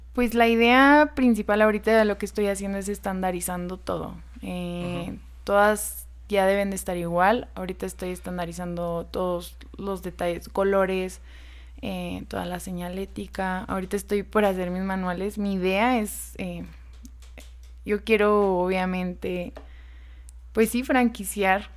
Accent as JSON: {"language": "Spanish", "region": "Guerrero", "country": "Mexico", "moved": "yes", "lives_now": "Zacatecas, Mexico", "said": "yo no soy de aquí, de Zacatecas, soy de Guerrero."}